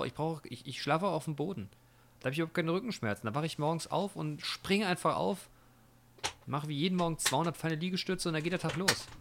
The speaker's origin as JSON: {"language": "German", "country": "Germany", "said": "bei uns in Deutschland"}